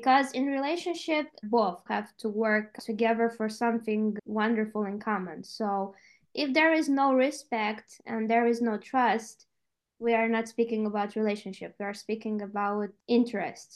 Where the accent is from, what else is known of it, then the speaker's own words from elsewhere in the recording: Moldova; moved away as an adult; now in Austria; being in my home country in Moldova